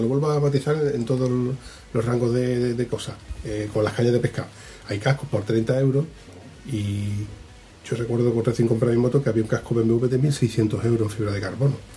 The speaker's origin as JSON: {"language": "Spanish", "town": "Huelva", "region": "Andalusia", "country": "Spain", "said": "yo soy de Huelva"}